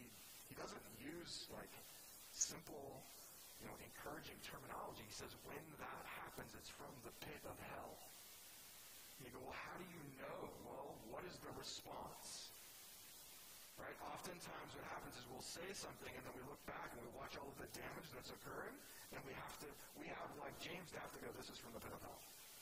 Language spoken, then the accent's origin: English; California, United States; I'm from California, right? So a lot of fires just start because somebody's smoking a cigarette in their car and they just flip it out the window.